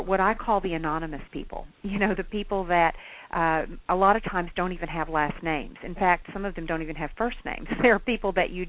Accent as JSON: {"language": "English", "town": "Hot Springs", "region": "Arkansas", "country": "United States", "said": "I hail from Hot Springs, Arkansas. So I am a small town southern girl"}